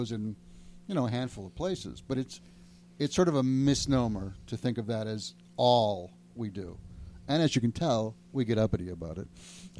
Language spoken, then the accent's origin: English; Chicago, Illinois, United States; I'm from Chicago